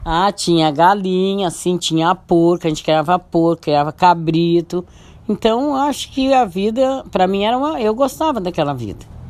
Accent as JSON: {"language": "Portuguese", "country": "Brazil", "tie": "born or raised there", "said": "Eu nasci no Morro da Boa Vista, lá para Bando Morro Agudo, da Vila Palmeira sobe para cima. Então eu nasci lá"}